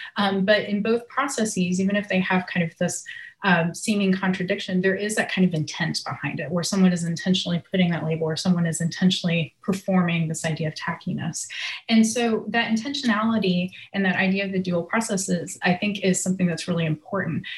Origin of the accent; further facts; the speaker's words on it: Nashville, Tennessee, United States; also born or lived in Knoxville, Tennessee / Mississippi; I'm originally from Nashville, Tennessee, where I live now